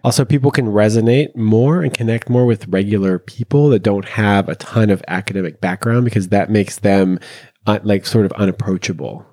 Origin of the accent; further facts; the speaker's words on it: Canada; also born or lived in Montreal; I live in Montreal, and I am Canadian